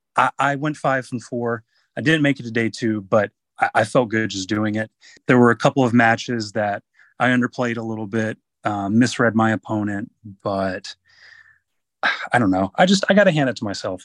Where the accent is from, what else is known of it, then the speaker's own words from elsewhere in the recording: North Carolina, United States; it is in my home state. I live in North Carolina